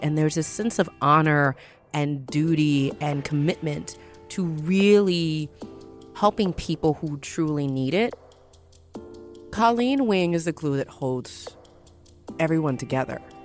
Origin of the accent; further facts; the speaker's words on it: the South, United States; we're from the South. We're black women.